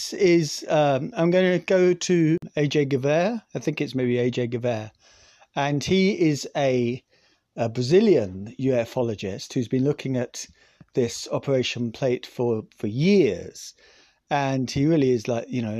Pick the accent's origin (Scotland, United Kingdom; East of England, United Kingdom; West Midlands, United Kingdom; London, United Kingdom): Scotland, United Kingdom; I'm Scottish.